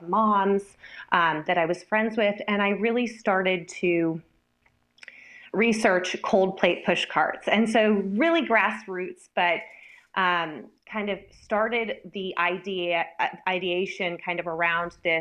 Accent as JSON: {"language": "English", "region": "East Coast", "country": "United States", "moved": "yes", "said": "I'm originally from the East Coast"}